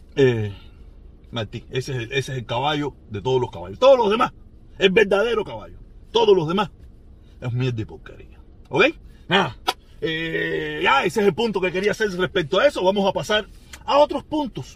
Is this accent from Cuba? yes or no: yes; Cuba